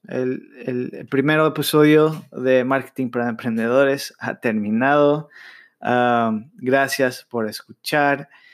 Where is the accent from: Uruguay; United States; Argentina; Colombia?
United States; yo nací en Estados Unidos, pero mis padres son latinos. Yo crecí hablando inglés en la escuela y español con mis padres